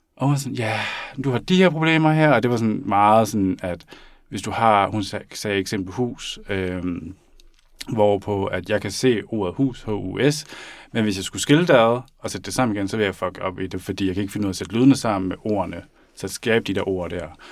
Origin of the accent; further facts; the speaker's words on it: Denmark; jeg er født og opvokset i Danmark